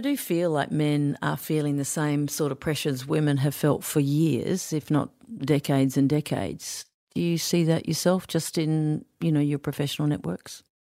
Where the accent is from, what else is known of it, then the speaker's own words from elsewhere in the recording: Queensland, Australia; I grew up in Queensland